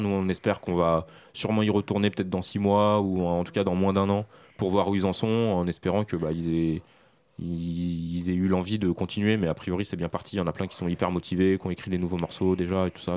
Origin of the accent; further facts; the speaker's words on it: France; also born or lived in Syria (ancestry); je suis né en France, mais mes parents, toute ma famille euh, et, syrienne, je suis d'origine syrienne